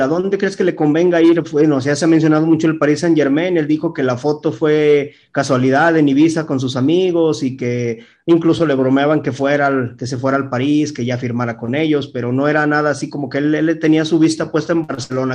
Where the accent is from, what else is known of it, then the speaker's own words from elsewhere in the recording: Mexico; nuestra selección mexicana